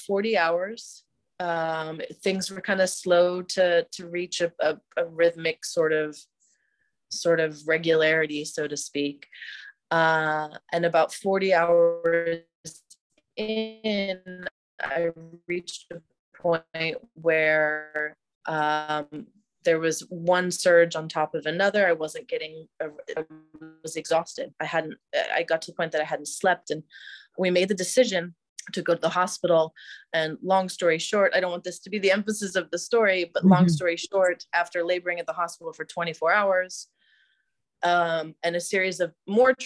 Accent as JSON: {"language": "English", "area": "just outside Washington, D.C.", "region": "Northern Virginia", "country": "United States", "tie": "born or raised there", "moved": "as an adult", "lives_now": "Tel Aviv, Israel", "said": "I am an American who grew up just outside of Washington, D.C., but I was inspired to move to Israel a decade ago"}